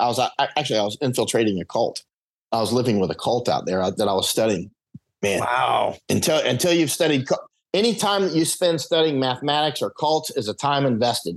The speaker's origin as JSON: {"language": "English", "region": "Florida", "country": "United States", "tie": "born or raised there", "said": "I grew up in Florida"}